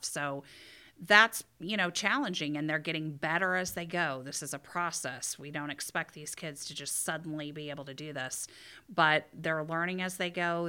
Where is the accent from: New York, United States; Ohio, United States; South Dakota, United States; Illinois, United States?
Ohio, United States; moved away as an adult; also born or lived in Indiana; now in Michigan, United States; I'm from Ohio, and I went to school in Indiana.